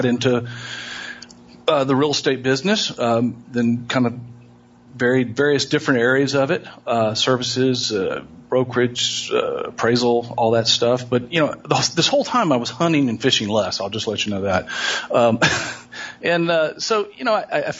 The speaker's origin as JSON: {"language": "English", "town": "Houston", "region": "Texas", "country": "United States", "tie": "born or raised there", "said": "I was born and raised in Houston. I grew up on the west side of town"}